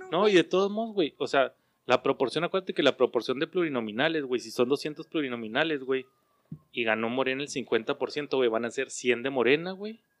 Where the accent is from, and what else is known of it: Mexico